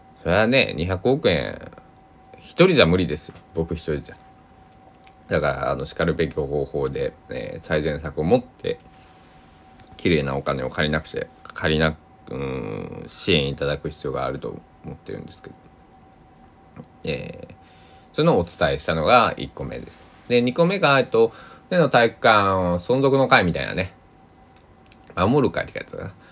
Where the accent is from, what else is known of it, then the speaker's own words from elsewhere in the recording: Kochi, Japan; now in Takamatsu, Japan; 地元高知だったり